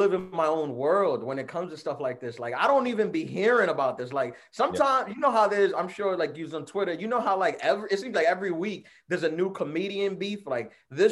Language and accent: English; New York City, New York, United States; also born or lived in Brooklyn, New York City; I was born in Brooklyn, raised in Queens. I've been here my entire life